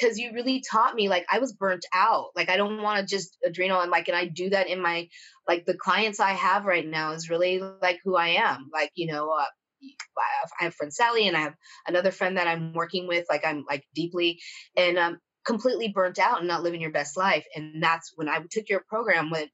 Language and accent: English; Italy; moved away; I grew up in Italy, like, so I had a family and like living your best life and being with your people